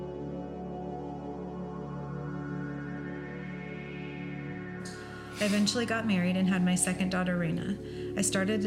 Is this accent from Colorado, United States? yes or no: no; northern Idaho, United States; I grew up in a little town in northern Idaho